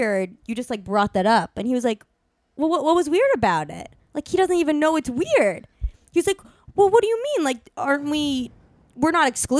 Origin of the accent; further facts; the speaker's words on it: New York, United States; I grew up in New York.